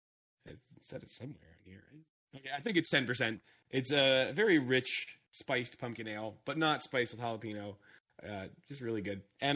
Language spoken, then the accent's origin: English; United States; Yeah, I'm American.